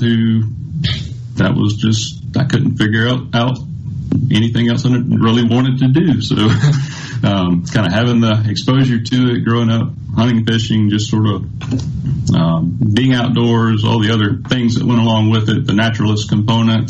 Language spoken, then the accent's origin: English; Newton County, Mississippi, United States; I actually grew up in Newton County, Mississippi, down the east central part of the state.